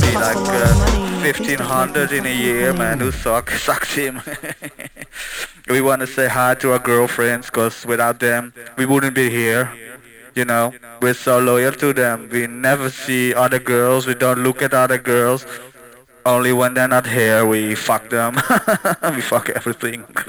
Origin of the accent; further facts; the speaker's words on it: Prague, Czechia; We're from Prague